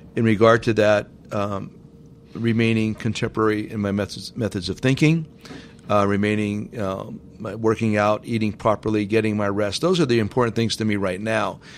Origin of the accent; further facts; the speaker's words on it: Hazleton, Pennsylvania, United States; moved away; in my hometown, it's very important to me that my hometown prospers and thrives. It was the best place ever to grow up.